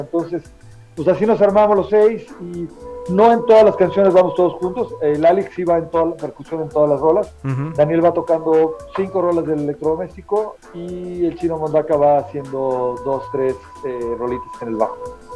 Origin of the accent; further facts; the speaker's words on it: Tehuacán, Puebla, Mexico; now in Guadalajara, Mexico; no somos de Tehuacán, Puebla, y creo que caímos en el mejor lugar de México para crecer como músicos